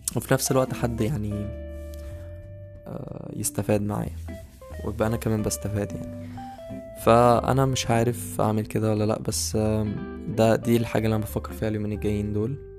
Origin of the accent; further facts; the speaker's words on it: Beheira, Egypt; moved away as an adult; also born or lived in Cairo (university city, Ain Shams); now in Cairo, Egypt; أنا مغترب لأن أنا أصلا من البحيرة